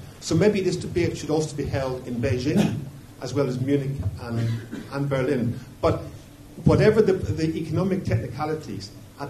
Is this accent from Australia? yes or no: no; Ireland; as you can probably tell from my accent, I come from Ireland.